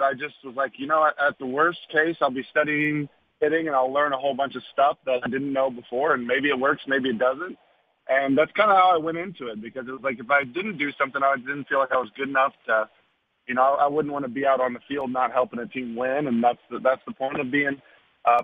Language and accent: English; Arlington area, Texas, United States; moved away; where I grew up